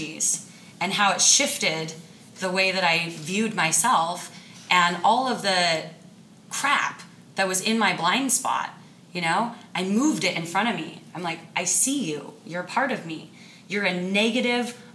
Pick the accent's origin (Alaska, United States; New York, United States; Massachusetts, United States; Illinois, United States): Alaska, United States; Sitka; I'm from Alaska, the wilds of Alaska, a little island, Sitka. And I learned very young how to survive in the wild, because we played outside